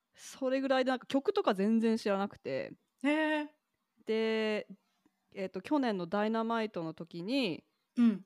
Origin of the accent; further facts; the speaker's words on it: Kentucky, United States; moved away; 私、ケンタッキー州出身